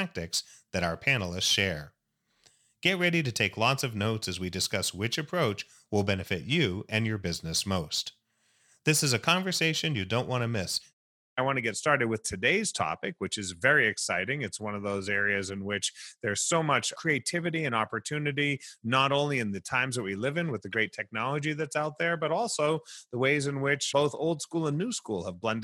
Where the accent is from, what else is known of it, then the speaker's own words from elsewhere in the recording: Las Vegas, Nevada, United States; here in my hometown of Las Vegas